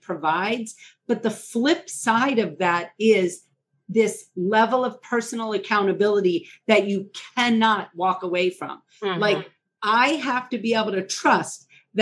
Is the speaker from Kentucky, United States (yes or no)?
no; New Orleans, Louisiana, United States; moved away as an adult; also born or lived in Georgia / Minnesota; now in Seattle, United States; I am from New Orleans. I mean, I practiced in New Orleans